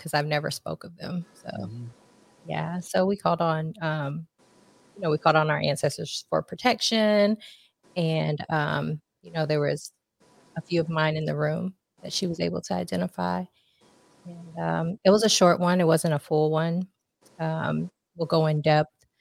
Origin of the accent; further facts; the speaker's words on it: Austin, Texas, United States; also born or lived in Philippines / New Orleans, Louisiana; now in Katy, United States; And into Austin.